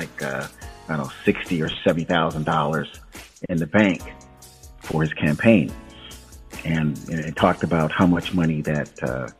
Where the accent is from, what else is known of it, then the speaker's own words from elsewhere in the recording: Tampa Bay area, Florida, United States; I'm born and raised in Tampa, St. Pete, Clearwater, Bradenton, Sarasota